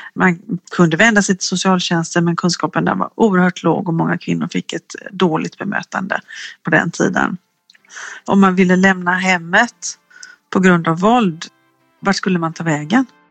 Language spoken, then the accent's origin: Swedish; Gothenburg, Västra Götaland, Sweden; en forskare som är göteborgare som jag är